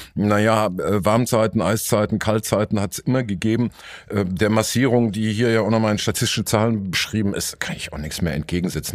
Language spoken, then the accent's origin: German; Dortmund, North Rhine-Westphalia, Germany; Es gibt auch ein Dortmunder Oktoberfest, zu, zur Schande meiner Stadt